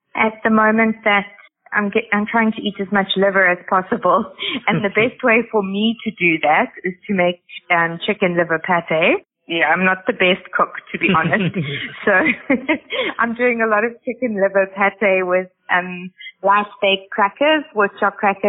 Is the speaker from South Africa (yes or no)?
yes; South Africa; now in United Arab Emirates; In South Africa, we call it banting